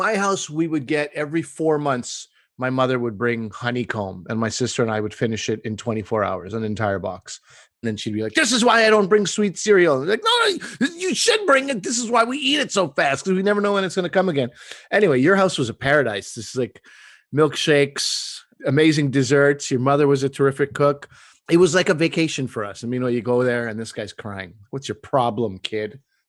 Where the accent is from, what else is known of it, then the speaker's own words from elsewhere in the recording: Montreal, Quebec, Canada; also born or lived in New Brunswick; now in Toronto, Canada; I hail from New Brunswick. That's where I was born. That's where we met Asa's family. Raised my entire life in Montreal. Now based in Toronto